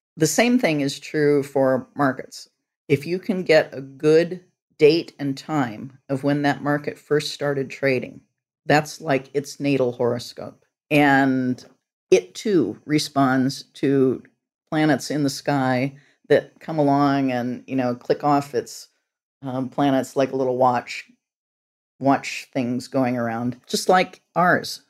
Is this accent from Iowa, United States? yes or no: no; Northwest Illinois, United States; I grew up on a farm in Northwest Illinois